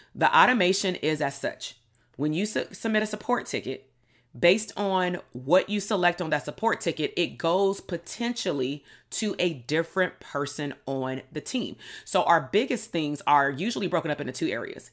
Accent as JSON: {"language": "English", "town": "Compton", "region": "California", "country": "United States", "tie": "born or raised there", "said": "growing up in Compton, being Black"}